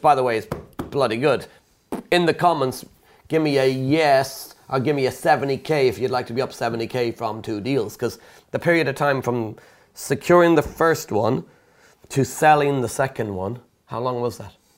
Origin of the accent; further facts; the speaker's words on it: Ireland; moved away as an adult; now in United Kingdom; me being Irish, when I moved to the UK years ago